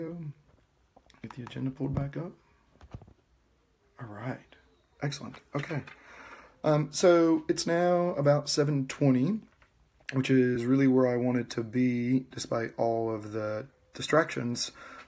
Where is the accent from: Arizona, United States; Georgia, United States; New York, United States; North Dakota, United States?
Georgia, United States; West; moved away as an adult; I was born and raised in Georgia. I grew up in West Georgia, about 30 miles, 40 miles west of Atlanta